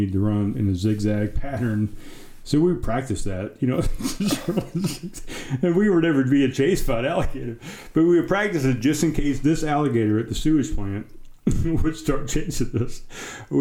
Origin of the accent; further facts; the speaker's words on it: United States; When I was growing up in Pepper Hill, we had this waste treatment plant like behind the subdivision